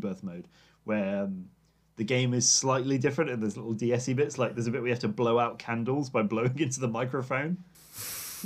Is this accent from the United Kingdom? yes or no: yes; England, United Kingdom; I'm English